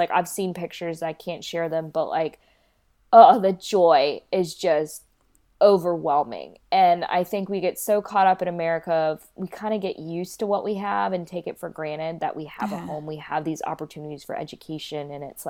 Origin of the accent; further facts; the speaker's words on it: Kolkata, West Bengal, India; born there; I was born in Calcutta, India, so I also wonder how I'll be received there